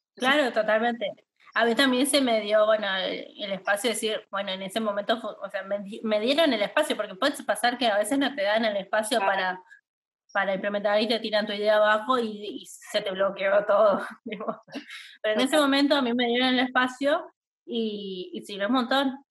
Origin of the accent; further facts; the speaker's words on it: Chaco, Argentina; moved away as an adult; also born or lived in Buenos Aires; nosotros somos de Chaco